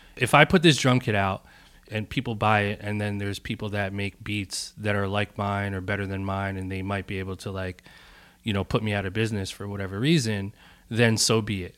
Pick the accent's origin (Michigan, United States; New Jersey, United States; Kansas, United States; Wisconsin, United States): New Jersey, United States; Bloomfield; also born or lived in Newark, New Jersey; I'm from Newark, New Jersey. uh, and born and raised in Bloomfield, which is, like, the town over